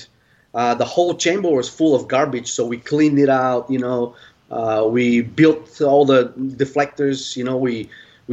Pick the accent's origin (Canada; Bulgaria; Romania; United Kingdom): Bulgaria; now in United States; I'm from Bulgaria. I'm a skydiver